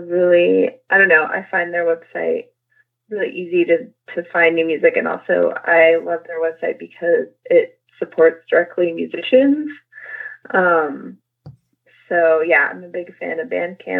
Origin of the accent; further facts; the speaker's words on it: New Mexico, United States; also born or lived in Albuquerque, New Mexico; I grew up in New Mexico. I was born in Albuquerque, but I grew up in like a tiny, tiny little town in the country.